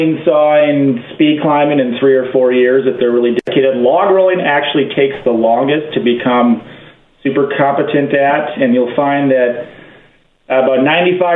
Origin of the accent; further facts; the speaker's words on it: Hayward, Wisconsin, United States; I grew up in Hayward